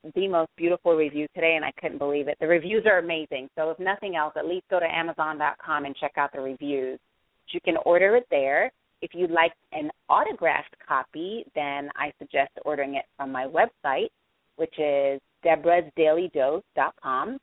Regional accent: Jamaica; I am Jamaican

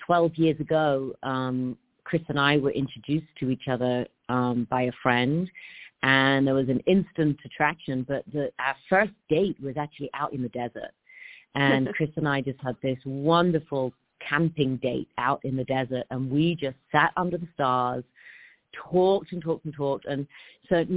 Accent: English countryside, England, United Kingdom; I was brought up in the English countryside

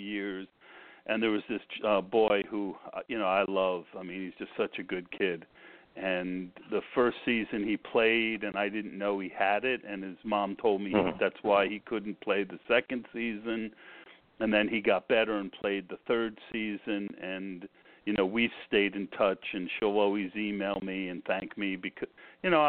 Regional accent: New York area, United States; I am from the New York area

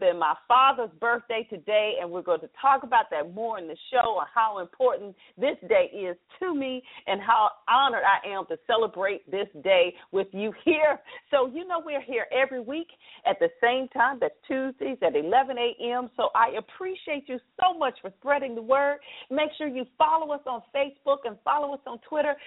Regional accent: the South, Southern United States, United States; accent: Southern; now in Washington, D.C. area, United States; Proud of my Southern accent

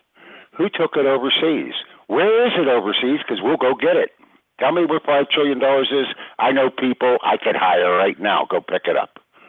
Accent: United States; I know, but I'm an American.

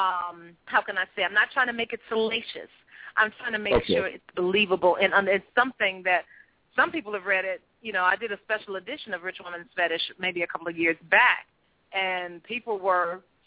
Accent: Chicago, Illinois, United States; We grew up in the Robert Taylor Homes for the first 4 years of my life

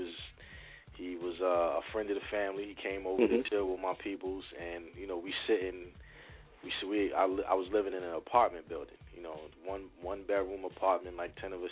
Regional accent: New Brunswick, New Jersey, United States; I'm from New Brunswick, New Jersey

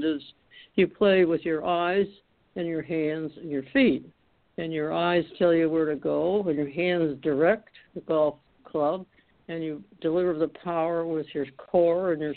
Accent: Detroit, Michigan, United States; I was from Detroit, Michigan, and our family moved to the outer borders of the city in the northwest corner

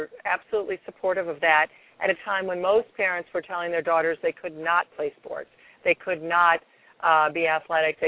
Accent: Toledo, Ohio, United States; We grew up in Toledo, Ohio, in the suburbs of Toledo

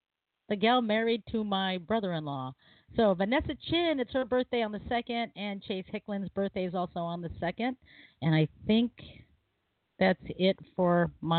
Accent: Philippines; But, you know, I'm Filipino. Everyone's family, even if they marry into it.

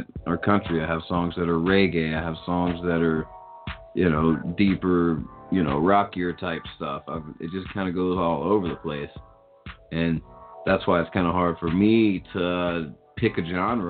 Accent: the South, United States; I grew up listening to it because I grew up in the South

